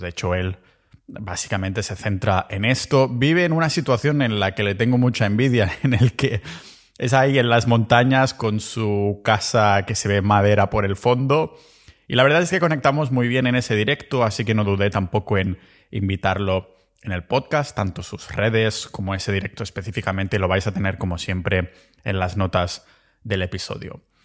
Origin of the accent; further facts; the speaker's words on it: Catalonia, Spain; moved away as an adult; now in Montenegro; mi pueblo ahí en Cataluña